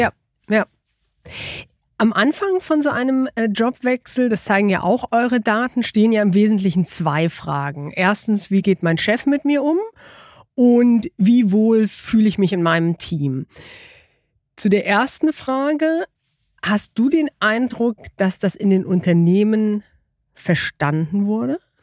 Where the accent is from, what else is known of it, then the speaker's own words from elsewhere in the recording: Baltic coast, Germany; Ich bin an der Ostsee aufgewachsen